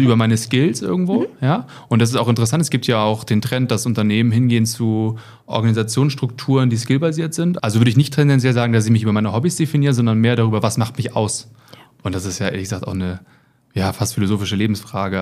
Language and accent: German; Germany; moved away as an adult; now in Munich, Germany; Ich komme eigentlich aus der Nähe von Hamburg und wohne jetzt seit ein paar Jahren in München.